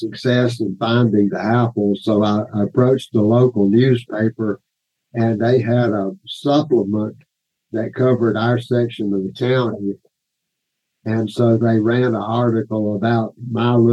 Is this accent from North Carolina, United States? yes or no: yes; Statesville, North Carolina, United States; also born or lived in Winston-Salem, North Carolina; I grew up in the Piedmont area of North Carolina, Statesville, NC, near Statesville, NC